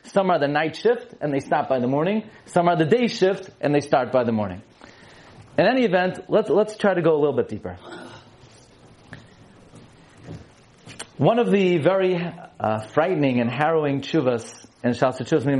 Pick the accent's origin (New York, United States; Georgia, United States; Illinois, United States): New York, United States; New York City; I grew up in Brooklyn